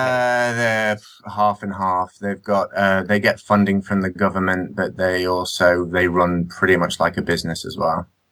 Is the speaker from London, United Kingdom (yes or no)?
no; Nottingham, East Midlands, United Kingdom; I grew up in Nottingham